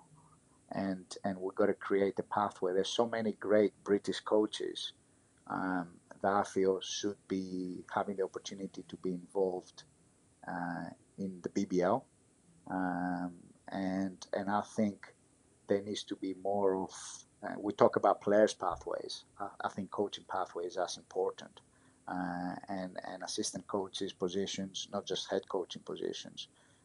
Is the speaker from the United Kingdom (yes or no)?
no; Greece; my experience growing up in Greece